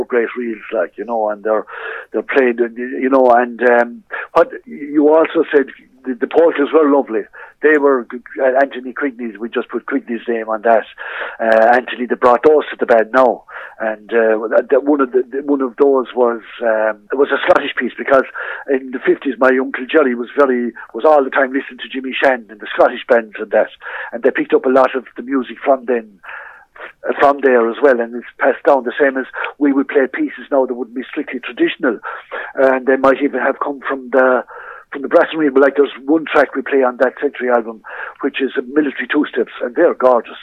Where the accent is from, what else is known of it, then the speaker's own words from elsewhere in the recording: Kilfenora, Munster, Ireland; now in Clarecastle, Ireland; I'm living in Clarecastle now and love it. But, like, I was born in Kilfenora. I was raised in Kilfenora.